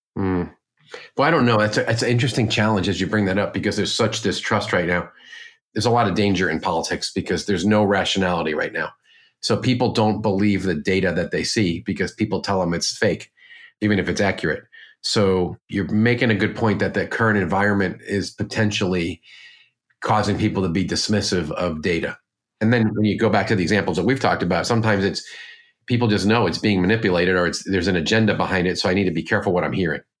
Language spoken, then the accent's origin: English; Northeast, United States; I'm from the Northeast, like you